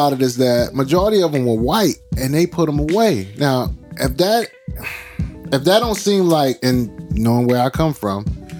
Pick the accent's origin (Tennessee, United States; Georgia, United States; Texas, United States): Georgia, United States; Brunswick; that's my hometown. My hometown. That happened a mile away from my daddy's house.